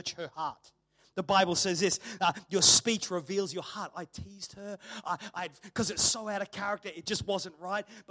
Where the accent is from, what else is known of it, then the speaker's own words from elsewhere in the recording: Australia; people knew I grew up in Australia